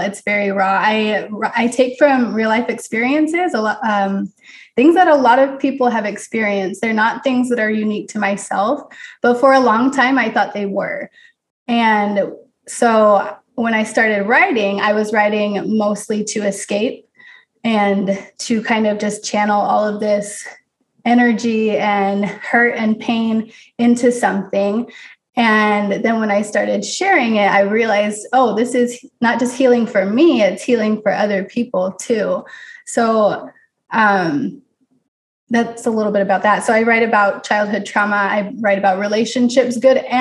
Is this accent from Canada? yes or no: no; Utah, United States; moved away as an adult; also born or lived in California; now in Missouri, United States; I grew up in Utah